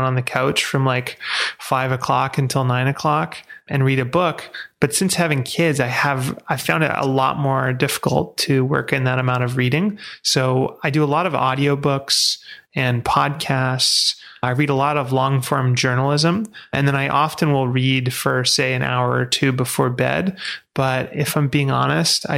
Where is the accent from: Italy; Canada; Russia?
Canada; Vancouver, British Columbia; I grew up in Vancouver